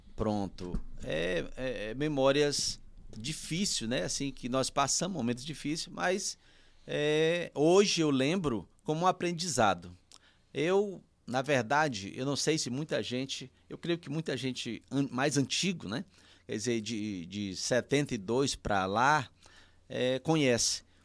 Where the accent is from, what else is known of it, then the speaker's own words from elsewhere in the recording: União, Piauí, Brazil; eu nasci em União, mas morava no Novo Nilo. E lá no Novo Nilo ainda é um povoado